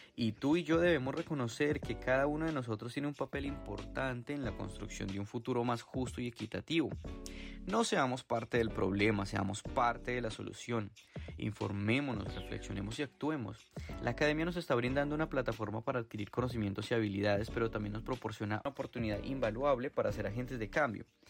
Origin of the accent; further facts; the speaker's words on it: Colombia; moved away; soy de Colombia